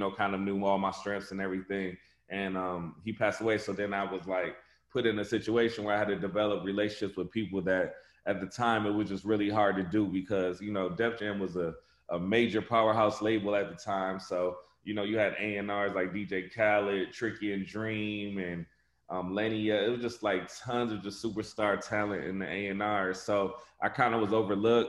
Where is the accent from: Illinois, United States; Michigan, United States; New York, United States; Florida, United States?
Michigan, United States; Flint; I'm from Flint, Michigan